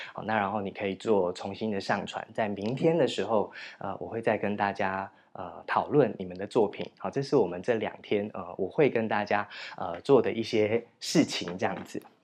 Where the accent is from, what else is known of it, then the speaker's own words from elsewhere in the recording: Chishang, Taitung County, Taiwan; moved away; 我从池上乡来，你知道我们乡下没有人家叫什么夜公馆，什么某某公馆，某某峪，某某府这样子